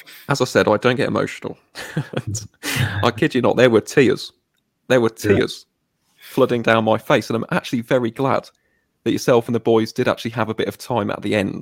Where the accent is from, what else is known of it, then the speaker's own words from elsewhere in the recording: Warwick, West Midlands, United Kingdom; my county of Warwickshire, I was born in Warwick